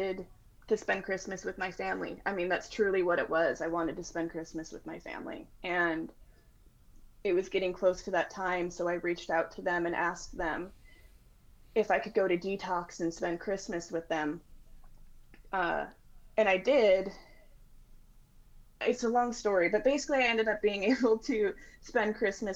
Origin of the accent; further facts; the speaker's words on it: Washington, United States; I'm from Washington State